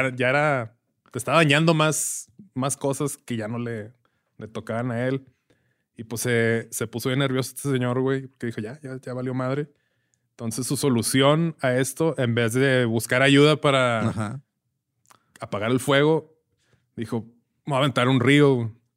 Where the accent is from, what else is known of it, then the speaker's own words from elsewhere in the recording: Ciudad Juárez, Chihuahua, Mexico; somos de Juárez, pero no nacimos en Juárez, nos criamos en Juárez